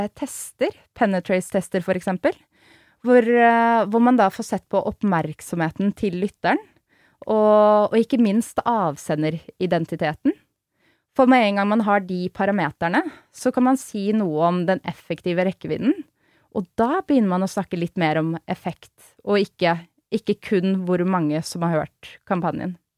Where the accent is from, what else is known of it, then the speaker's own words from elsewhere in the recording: Oslo, Norway; er jo født og oppvokst i Oslo